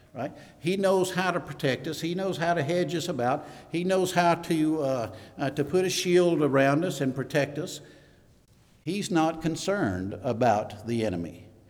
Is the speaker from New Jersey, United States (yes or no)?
no; Mississippi, United States; moved away; also born or lived in New Mexico / San Antonio, Texas; we were from Mississippi, by the way, so I'm, I'm originally from Mississippi